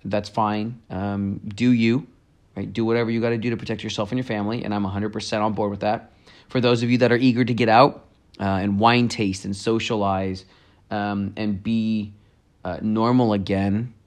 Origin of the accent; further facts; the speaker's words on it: Campbell, California, United States; my hometown, Campbell